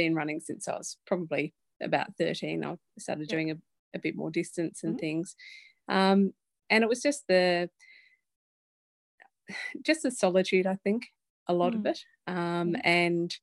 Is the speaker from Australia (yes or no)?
yes; Hobart, Tasmania, Australia; now in Forth, Australia; I grew up in Hobart